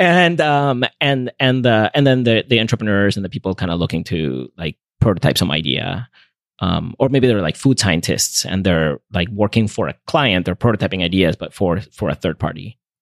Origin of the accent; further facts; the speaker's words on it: Venezuela; moved away as an adult; also born or lived in North Carolina, United States; now in United States; I grew up in Venezuela, and so I, when I came to the U S for college, I, I missed my family's home cooking